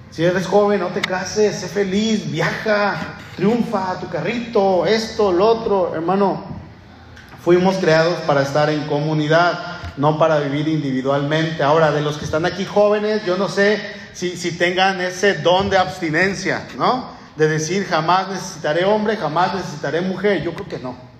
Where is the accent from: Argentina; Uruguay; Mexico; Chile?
Mexico; somos mexicanos, él y yo somos ciudadanos mexicanos